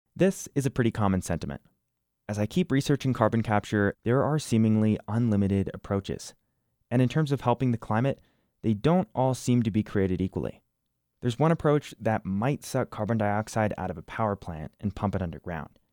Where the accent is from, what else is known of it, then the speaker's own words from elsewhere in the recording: New Jersey, United States; now in Wyoming, United States; I didn't grow up in Wyoming. I grew up in New Jersey the Garden State, home of The Sopranos